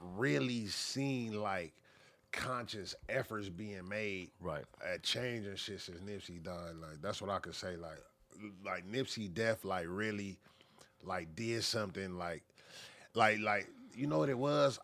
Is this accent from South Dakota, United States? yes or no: no; Los Angeles, California, United States; also born or lived in Inglewood; I'm born and raised